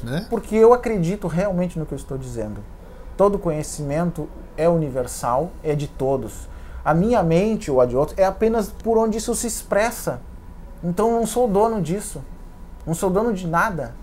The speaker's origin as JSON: {"language": "Portuguese", "town": "Santa Maria", "region": "Rio Grande do Sul", "country": "Brazil", "tie": "born or raised there", "said": "em Santa Maria, na minha cidade natal"}